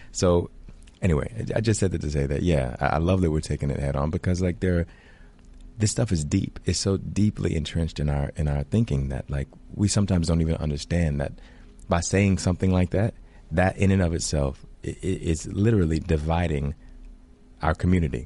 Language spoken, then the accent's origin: English; Alabama, United States; I grew up in Alabama, in a very small town in Alabama